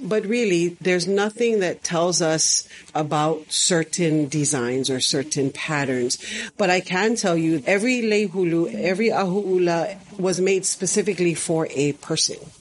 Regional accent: Honolulu, Hawaii, United States; I am from Honolulu, Oahu, born and raised

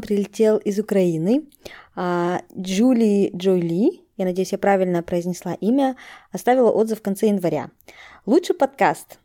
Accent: Kazakhstan; moved away as an adult; now in Netherlands; Я из Казахстана, и я переехала в Нидерланды

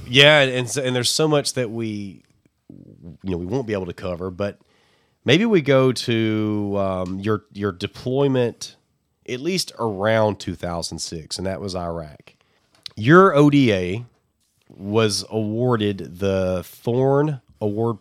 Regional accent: Alabama, United States; I'm from Alabama

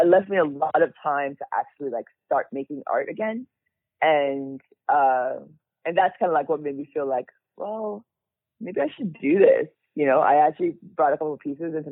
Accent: Nigeria; moved away; I was born in Nigeria. My parents were born in Nigeria. So we're all immigrants

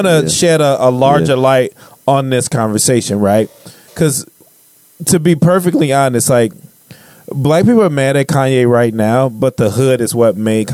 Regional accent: Chicago, Illinois, United States; I grew up on the South Side of Chicago where he came from.

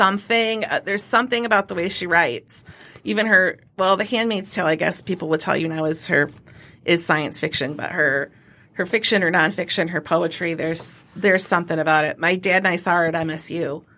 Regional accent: Carson City, Michigan, United States; also born or lived in Alma, Michigan; I grew up in Carson City, Michigan

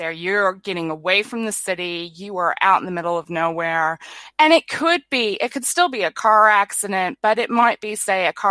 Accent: New Zealand; I've noticed that a lot of people in my home country, which at the moment we're um, in New Zealand, it's summer.

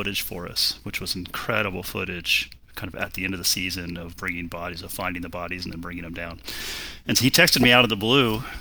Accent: Golden, Colorado, United States; now in Bay Area, United States; I grew up in Colorado, in Golden, Colorado

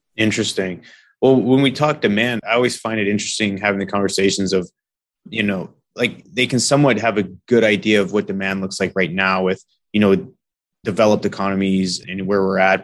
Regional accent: British Columbia, Canada; I grew up in British Columbia

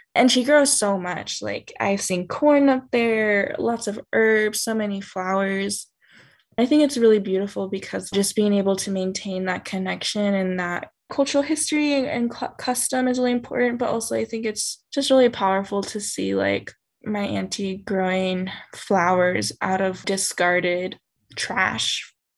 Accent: northern New Mexico and Arizona, United States; I grew up in the Southwest, mostly in so called northern New Mexico and Arizona.

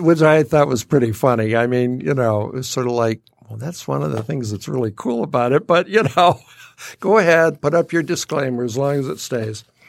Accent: Detroit, Michigan, United States; now in Rochester, United States; growing up in Detroit

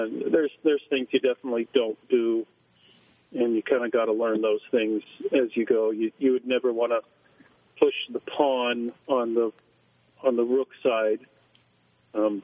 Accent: Stow, Ohio, United States; moved away as an adult; also born or lived in China; Grew up in Stowe, Ohio

